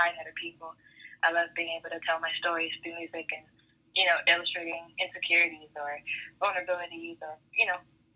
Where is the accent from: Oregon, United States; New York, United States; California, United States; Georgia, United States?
Oregon, United States; Portland; moved away as an adult; now in Los Angeles, United States; I'm from Portland, Oregon.